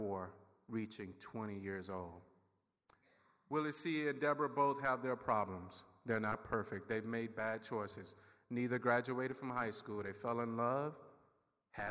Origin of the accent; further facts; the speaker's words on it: Sugarloaf, Mississippi, United States; also born or lived in Seminole County, Florida; now in Somerset County, New Jersey, United States; I grew up in Sugarloaf, 562 people. It's located in Noxubee County